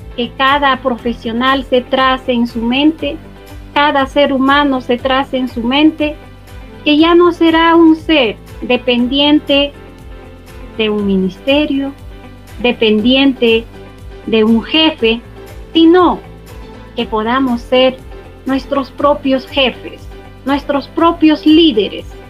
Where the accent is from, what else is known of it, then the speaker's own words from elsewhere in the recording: Peru; Como todo peruano, nos caracterizamos por ser creativos, emprendedores